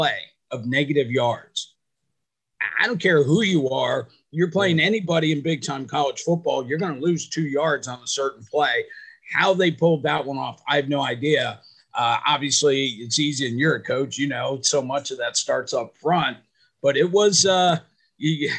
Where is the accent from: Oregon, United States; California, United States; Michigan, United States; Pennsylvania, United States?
Michigan, United States; I grew up in Michigan.